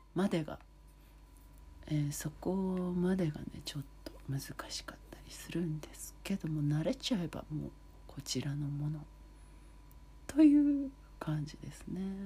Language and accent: Japanese; Hamamatsu, Shizuoka, Japan; あの静岡県のね浜松市の細井町というもうとってもローカルな場所なんですけれどもとっても自然もあり食べ物もいろいろありそしてお祭りがあるというとてもいい場所なのでそんな素敵な私の地元